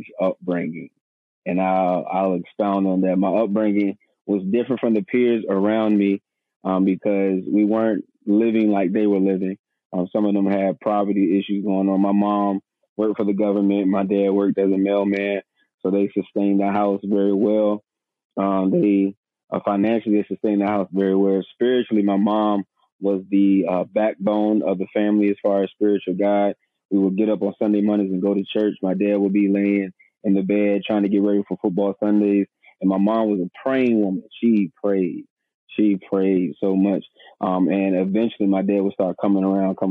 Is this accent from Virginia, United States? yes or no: yes; Suffolk, Virginia, United States; also born or lived in Portsmouth, Virginia; I'm from Portsmouth, Virginia, born in Portsmouth, raised in Suffolk, Virginia